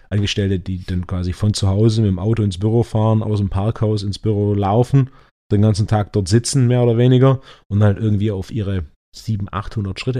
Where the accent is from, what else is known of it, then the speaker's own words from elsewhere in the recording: Stuttgart, Baden-Württemberg, Germany; gerade hier als Stuttgarter auch mit dem Verkehr